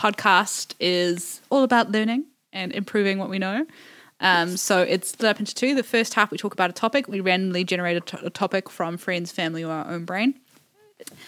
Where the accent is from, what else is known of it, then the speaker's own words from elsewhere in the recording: New Zealand; I'm a New Zealander